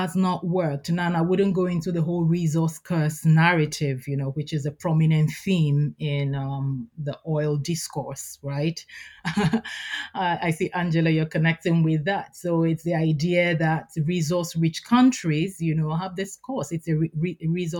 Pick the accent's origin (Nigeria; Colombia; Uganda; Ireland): Nigeria; I'm Nigerian